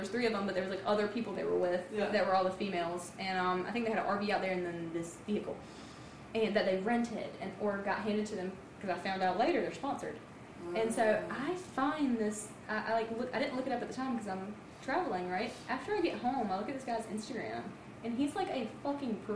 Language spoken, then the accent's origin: English; North Carolina, United States; I'm from North Carolina